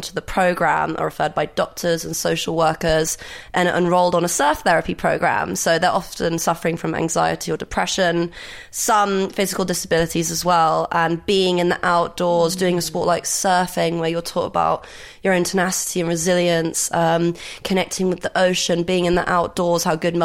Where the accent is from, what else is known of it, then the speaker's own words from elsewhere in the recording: Greece; I grew up in Greece